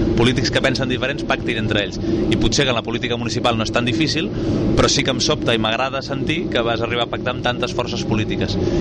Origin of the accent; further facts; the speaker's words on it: Sant Cugat del Vallès, Catalonia, Spain; jo he crescut i, i he nascut i he crescut a Sant Cugat Cugat